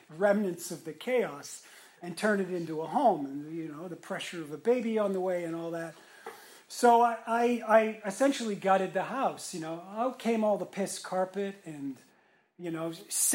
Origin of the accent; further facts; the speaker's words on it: Montreal, Quebec, Canada; also born or lived in Toronto; now in Raleigh, United States; before Toronto, I was born in Montreal.